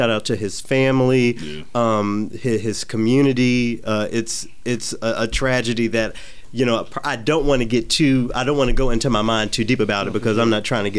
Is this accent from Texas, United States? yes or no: no; Memphis, Tennessee, United States; moved away as an adult; also born or lived in Los Angeles, California / Detroit, Michigan / Knoxville, Tennessee; now in Minnesota, United States; I live in Minnesota, but I'm from the South. I grew up in Memphis.